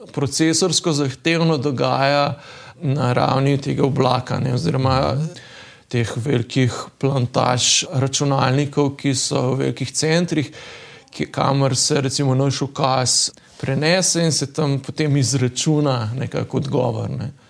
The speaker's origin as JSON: {"language": "Slovenian", "country": "Slovenia"}